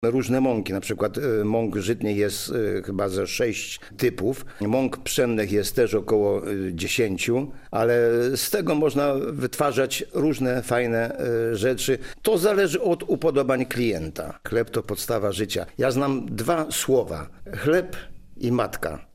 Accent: Wrocław, Lower Silesian Voivodeship, Poland; U nas w Wrocławiu nazywane to piersiówkami

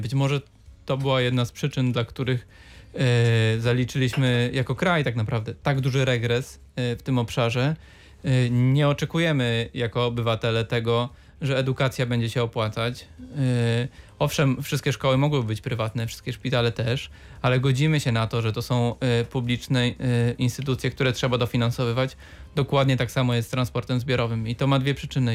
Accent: Wrocław, Lower Silesian Voivodeship, Poland; żyję w Bańce jako wrocławianin

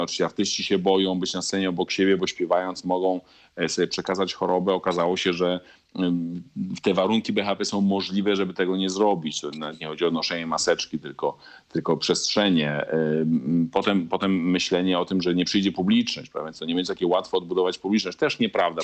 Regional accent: Poland; accent: Polish; moved away as an adult; also born or lived in Italy / Bologna / Milan / Wrocław; now in Buenos Aires, Argentina; nie straciłem akcentu polskiego na tyle po 15 latach

